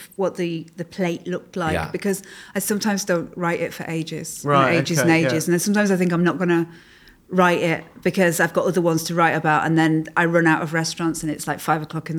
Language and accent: English; Carlisle, North West England, United Kingdom; moved away; I'm from Curragh in Carlisle